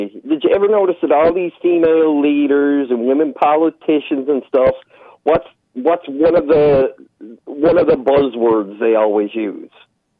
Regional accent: Newfoundland and Labrador, Canada; where I came from is a lot of paddies. Further up the shore is more Scottish people. In the cities where I am now, it was more like English people

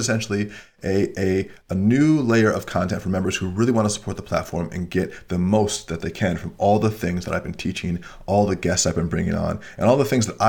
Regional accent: Australia; Especially being Australian, there's stereotypes about Australians drinking a lot.

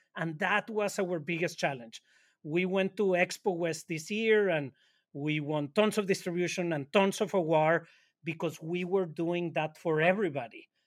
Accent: Monterrey, Nuevo León, Mexico; now in New York, United States; We're both from Monterrey, Mexico, and we live in New York

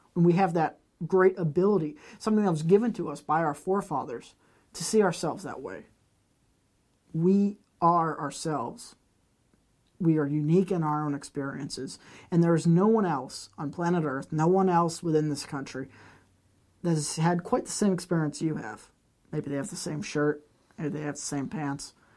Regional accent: United States; As an American

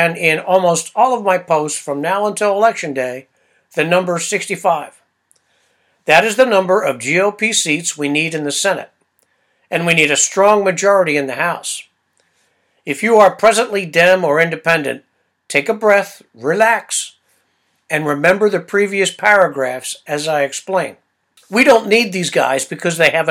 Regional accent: United States; I'm an American

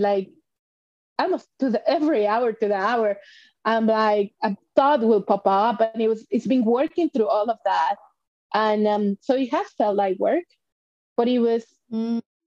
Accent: Mexico; moved away as an adult; I was born and raised in Mexico.

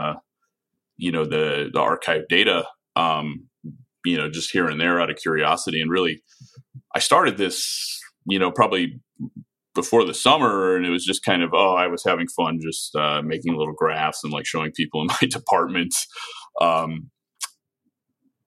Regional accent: Chicago, Illinois, United States; I'm from Chicago. I have a lot of family here

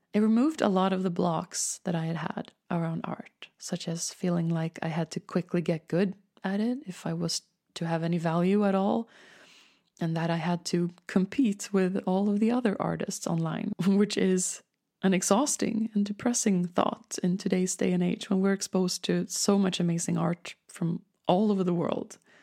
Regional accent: Stockholm, Stockholm County, Sweden; born or raised there; accent: Swedish; English is a second language

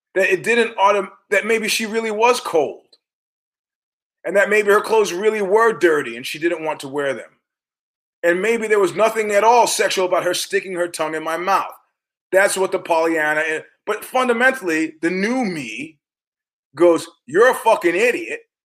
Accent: New York, United States; I'm from New York

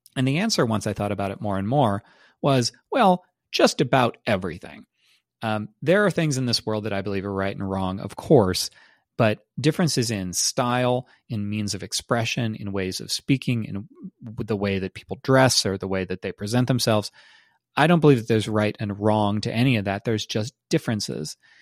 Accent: United States; those of us who are Americans

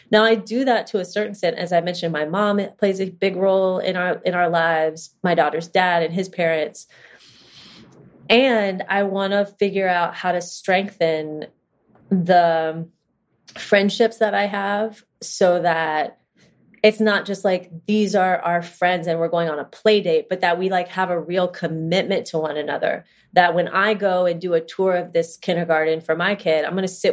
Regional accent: Cincinnati, Ohio, United States; moved away as an adult; I live in Cincinnati, which is my hometown, after really 20 years of living elsewhere around the country

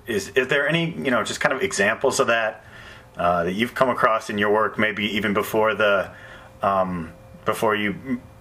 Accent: Milwaukee County, Wisconsin, United States; I'm from Milwaukee County

